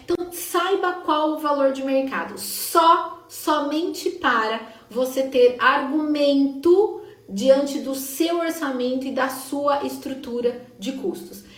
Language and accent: Portuguese; Sorocaba, São Paulo, Brazil; eu sou de Sorocaba